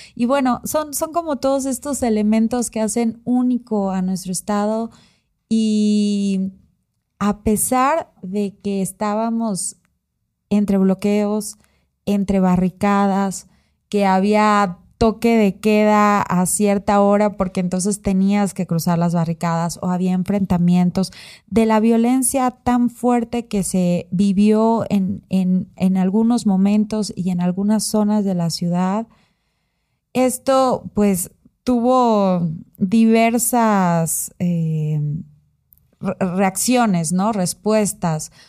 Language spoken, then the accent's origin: Spanish; Oaxaca, Mexico; yo he vivido mucho tiempo, o sea, casi toda mi vida en Oaxaca.